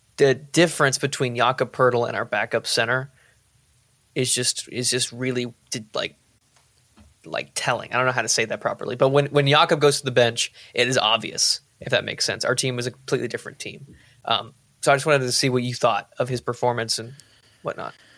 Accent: Boerne, Texas, United States; I'm from Bernie, too. Tanner and I went to high school together

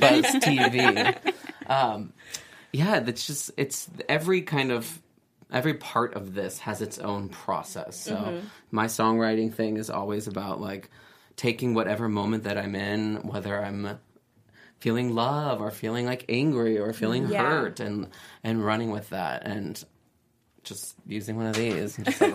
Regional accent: San Diego, California, United States; also born or lived in New York; now in Los Angeles, United States; I'm from San Diego, but lived in New York for 8 years

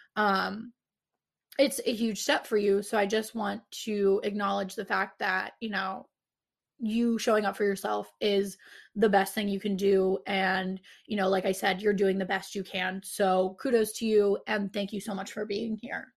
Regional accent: Pittsburgh, Pennsylvania, United States; I'm from Pittsburgh

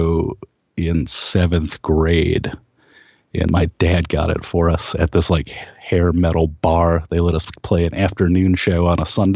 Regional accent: Kent, Ohio, United States; we grew up in Kent, Ohio, and it was a big college town

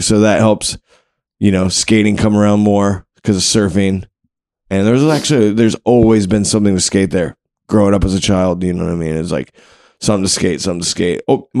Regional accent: Wilmington, North Carolina, United States; also born or lived in Abingdon, Virginia; I was born in the Abingdon, Virginia, which is in the Appalachian Mountains. But at 7, my parents separated and my mother moved us to the beach. So we moved to Wilmington, North Carolina.

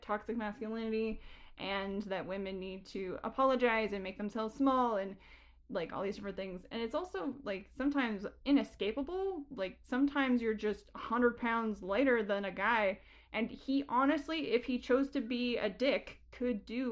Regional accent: Canada; as a Canadian

